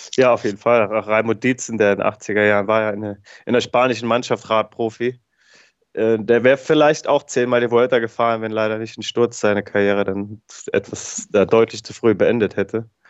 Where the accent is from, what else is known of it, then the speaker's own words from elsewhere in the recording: Gerolstein, Rhineland-Palatinate, Germany; weil ich ja als gebürtiger Gerolsteiner viel im Regen trainiert habe als Jugendlicher